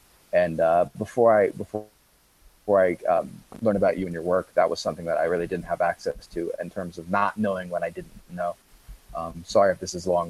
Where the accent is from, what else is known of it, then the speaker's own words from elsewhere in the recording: Columbus, Ohio, United States; moved away as an adult; also born or lived in Grass Valley, California; I'm initially from Columbus, Ohio